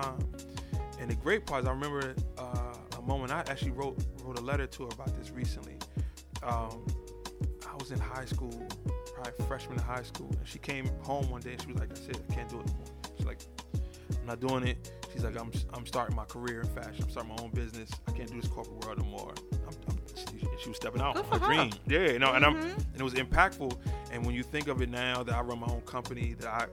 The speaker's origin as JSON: {"language": "English", "town": "Rahway", "region": "New Jersey", "country": "United States", "tie": "born or raised there", "said": "I grew up in Rahway, New Jersey"}